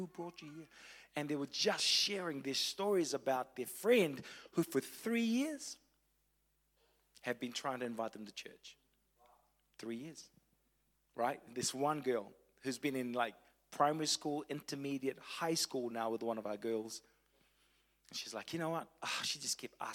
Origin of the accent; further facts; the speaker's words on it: Fiji; also born or lived in Tauranga, New Zealand / Wellington, New Zealand; now in Christchurch, New Zealand; I was born in Fiji, lived in Tauranga, a little bit in Wellington, Christchurch for the last 12 years